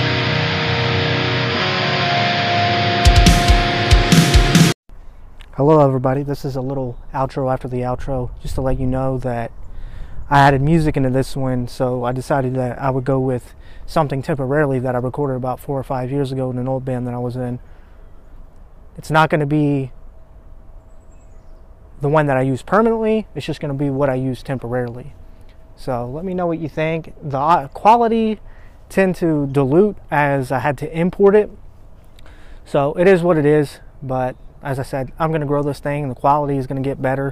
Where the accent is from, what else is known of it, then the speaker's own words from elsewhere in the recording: Aberdeen, Ohio, United States; I'm a nobody from Aberdeen, Ohio